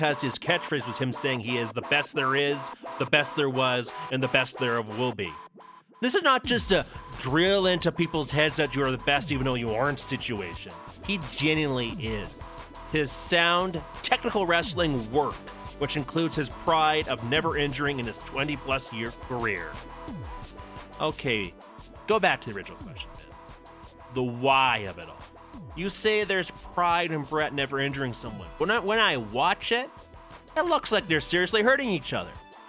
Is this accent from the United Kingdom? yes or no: no; Canada; being a Canadian my whole life